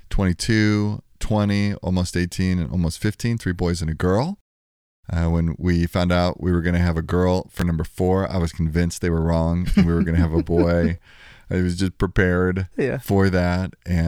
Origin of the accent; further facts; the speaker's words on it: Texas, United States; born there; Well, I was born in Texas. My mom and dad were married for, 45 years before my dad passed away, 5 or 6 years ago now. We moved around a lot. My dad was in the Air Force, lived in 18 houses in the first 18 years of my life